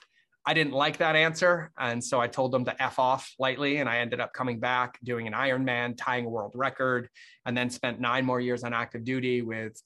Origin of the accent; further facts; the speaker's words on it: Massachusetts, United States; moved away as an adult; I grew up in Massachusetts